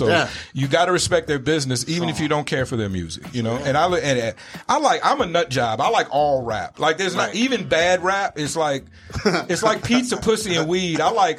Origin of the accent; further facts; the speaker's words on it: the South, United States; also born or lived in East Coast; now in Arizona, United States; I come from the South, so, you know, we over there, of that part of the South, we eat a lot of pork